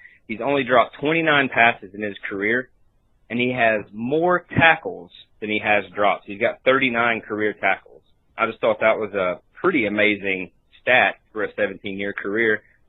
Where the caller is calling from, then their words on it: South Carolina, United States; We're calling from South Carolina.